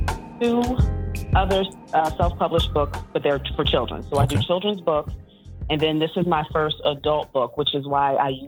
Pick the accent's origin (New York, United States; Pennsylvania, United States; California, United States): Pennsylvania, United States; Philadelphia; I am from Philadelphia.